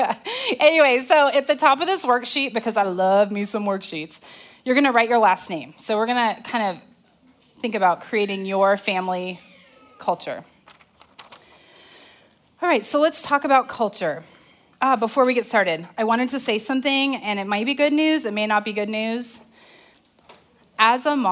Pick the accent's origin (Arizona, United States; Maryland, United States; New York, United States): Arizona, United States; now in Texas, United States; I'm from Arizona